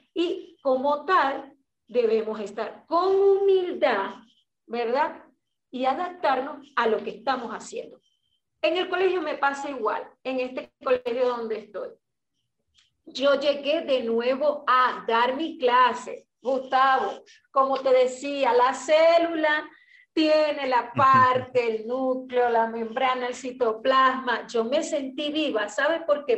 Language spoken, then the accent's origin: Spanish; Maracaibo, Zulia, Venezuela; moved away as an adult; also born or lived in United States; Yo soy maracucha